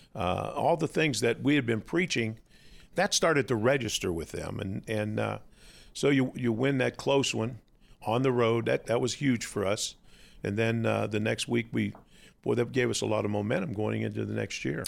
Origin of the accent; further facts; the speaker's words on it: Western Pennsylvania, United States; I grew up in a small town, Western Pennsylvania